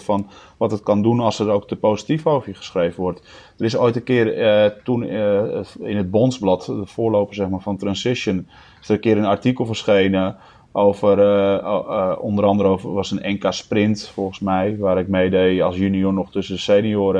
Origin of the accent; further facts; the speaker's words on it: Netherlands; als Nederlanders